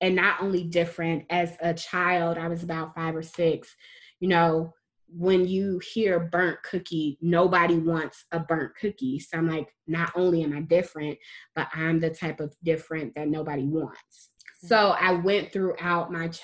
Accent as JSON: {"language": "English", "country": "United States", "tie": "born or raised there", "said": "as a dark-skinned woman growing up in America"}